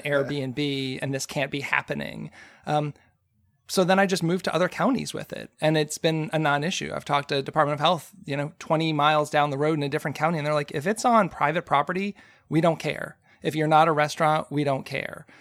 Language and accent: English; Frederick, Maryland, United States; here in my hometown